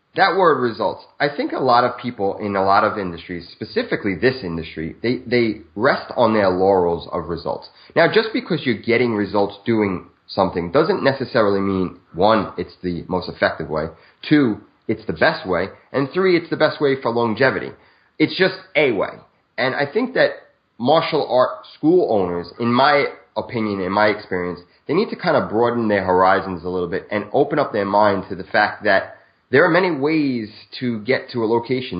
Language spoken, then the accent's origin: English; New York City, New York, United States; moved away as an adult; now in New Jersey, United States; I'm born and raised in Brooklyn, New York, till about 30 years old